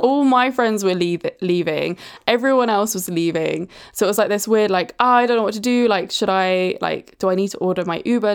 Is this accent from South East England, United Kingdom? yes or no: yes; Brighton, South East England, United Kingdom; growing up in Brighton, which is obviously the gay capital of the U K